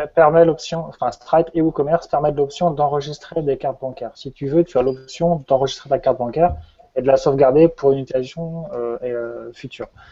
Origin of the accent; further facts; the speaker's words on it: Brittany, France; also born or lived in Montpellier; je suis breton